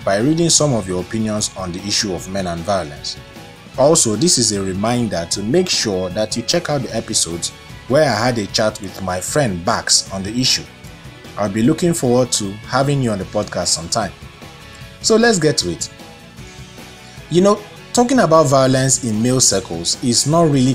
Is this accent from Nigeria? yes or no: yes; Lagos, Nigeria; my growing up in Ebutemeta